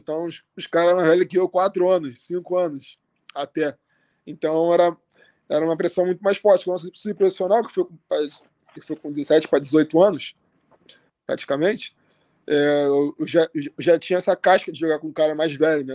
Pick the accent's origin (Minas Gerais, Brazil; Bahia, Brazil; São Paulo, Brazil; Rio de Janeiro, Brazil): Rio de Janeiro, Brazil; moved away as an adult; also born or lived in Russia; Eu morava no Rio, eu sou do Rio